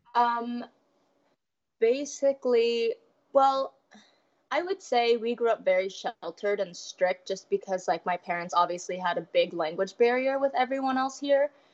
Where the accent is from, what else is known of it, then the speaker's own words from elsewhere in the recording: Des Moines, Iowa, United States; I grew up in Des Moines, Iowa, my whole life